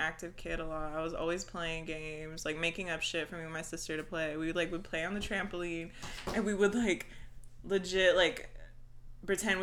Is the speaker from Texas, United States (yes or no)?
yes; Austin, Texas, United States; also born or lived in El Paso, Texas; I moved here with my family like when I was 10, and then pretty much spent like, grew up here